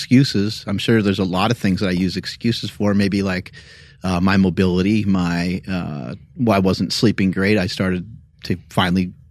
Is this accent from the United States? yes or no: yes; United States; I'm American